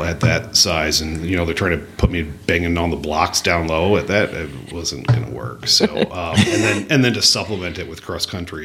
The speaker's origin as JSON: {"language": "English", "town": "South Bend", "region": "Indiana", "country": "United States", "tie": "born or raised there", "moved": "as an adult", "lives_now": "Madison, United States", "said": "I grew up in South Bend, Indiana"}